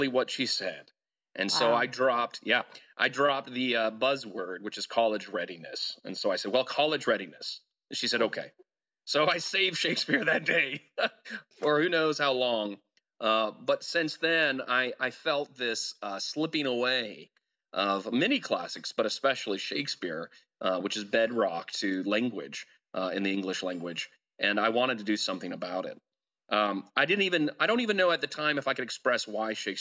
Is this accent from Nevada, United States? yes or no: no; Denton, Texas, United States; my hometown at Denton